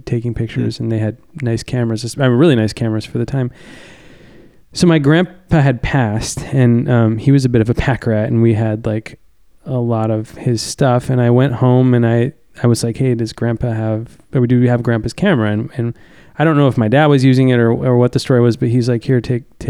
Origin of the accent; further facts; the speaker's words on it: Lakeport, California, United States; also born or lived in Santa Barbara, California; I grew up in Lakeport, which is in Lake County